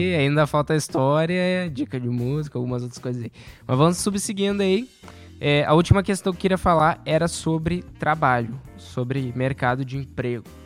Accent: Rio Grande do Sul, Brazil; moved away; Nós somos do Rio Grande do Sul.

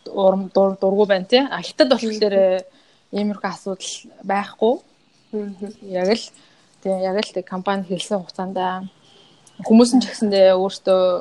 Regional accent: Mongolia; now in China

